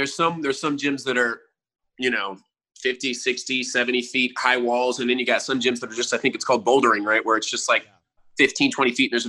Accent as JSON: {"language": "English", "town": "Dallas", "region": "Texas", "country": "United States", "tie": "born there", "said": "Dallas. You know, I was born in Dallas."}